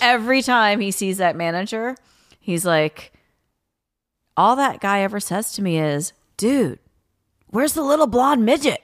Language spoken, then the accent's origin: English; Tennessee, United States; also born or lived in Louisiana; now in Los Angeles, United States; I'm originally from Tennessee